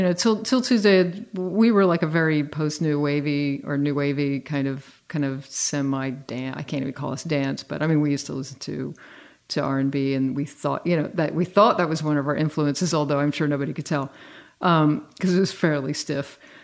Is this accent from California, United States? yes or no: no; Virginia, United States; I grew up in Virginia. It wasn't sort of a real hotbed of FM radio